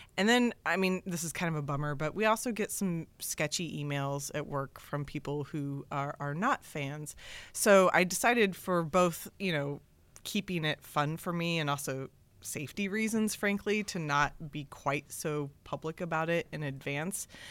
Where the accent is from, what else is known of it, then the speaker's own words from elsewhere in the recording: Kansas City, Missouri, United States; now in San Francisco, United States; I grew up in Kansas City